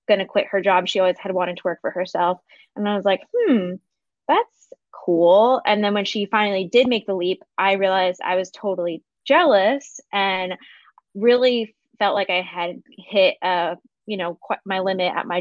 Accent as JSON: {"language": "English", "town": "Philadelphia", "region": "Pennsylvania", "country": "United States", "also_born_or_lived": "San Diego", "moved": "as an adult", "said": "I'm from Philadelphia originally. And then I moved out to San Diego for a job when I graduated college"}